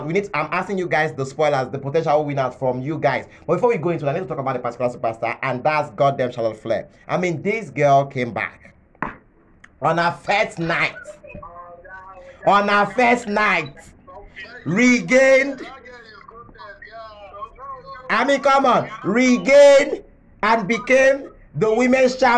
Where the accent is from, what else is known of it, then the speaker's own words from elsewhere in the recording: Nigeria; As a Nigerian